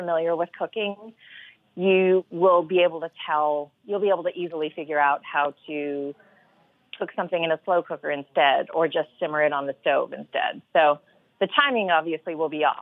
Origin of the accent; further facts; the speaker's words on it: the South, United States; I grew up in the South